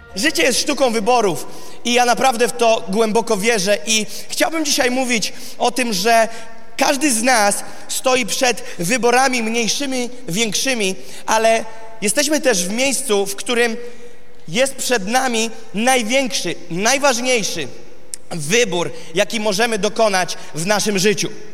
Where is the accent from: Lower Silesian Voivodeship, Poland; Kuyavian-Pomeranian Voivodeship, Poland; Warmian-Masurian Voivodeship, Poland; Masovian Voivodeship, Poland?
Warmian-Masurian Voivodeship, Poland; Gołdap; Jest to miasto Goldap w samym górnym prawym rogu, bardzo bliziutko obwodu Kaliningrad, z Kaliningradem i tam się urodziłem